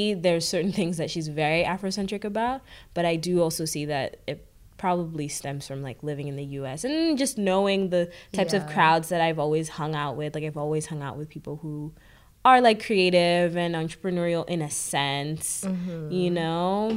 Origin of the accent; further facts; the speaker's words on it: New York City, New York, United States; also born or lived in Kenya / Ottawa, Canada; I am originally from Kenya. But I've lived and was raised in New York City, and this is where I've spent most of my time